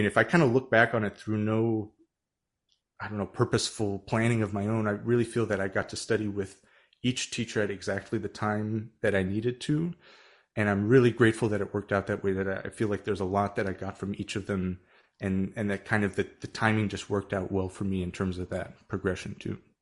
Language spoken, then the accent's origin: English; Tacoma, Washington, United States; moved away; also born or lived in Urbana-Champaign, Illinois; I grew up in Tacoma, Washington